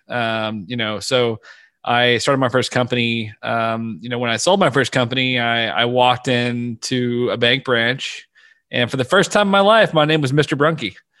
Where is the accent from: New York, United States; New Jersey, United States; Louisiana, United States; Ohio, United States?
Louisiana, United States; I was born and raised in Louisiana